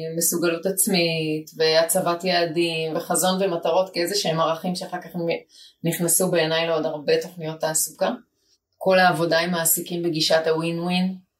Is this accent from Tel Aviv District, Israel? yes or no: no; Jerusalem, Jerusalem District, Israel; now in Ramat Gan, Israel; גדלתי בגבעה הצרפתית בירושלים